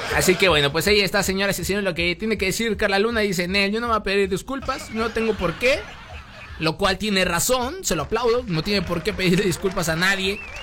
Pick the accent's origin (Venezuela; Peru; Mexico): Mexico; yo como mexicano